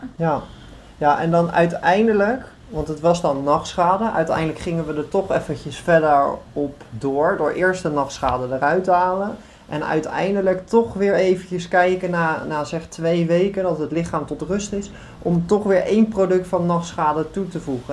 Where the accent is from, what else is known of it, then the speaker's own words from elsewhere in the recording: Netherlands; now in Greece; Wij als Nederlanders staan natuurlijk ook wel bekend als echt een betrouwbaar volk